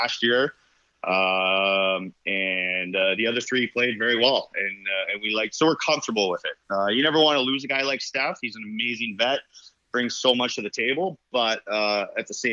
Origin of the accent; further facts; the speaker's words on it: Toronto, Ontario, Canada; I grew up in Scarborough